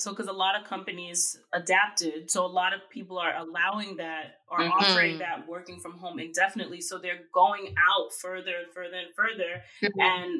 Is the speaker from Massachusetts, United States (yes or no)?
no; New York City, New York, United States; I'm from Queens. So, you know, just visiting. No plans on moving.